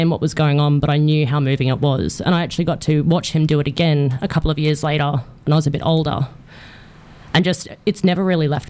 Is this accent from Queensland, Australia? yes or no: yes; Mount Isa, Queensland, Australia; now in Townsville, Australia; my hometown of Mount Isa